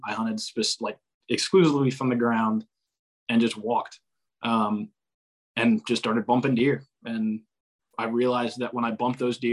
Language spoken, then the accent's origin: English; Central North Carolina, United States; also born or lived in Mississippi; I'm from Central North Carolina.